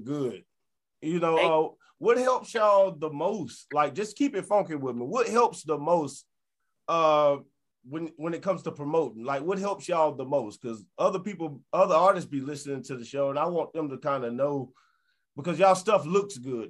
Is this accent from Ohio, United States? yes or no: no; New Orleans, Louisiana, United States; I'm from New Orleans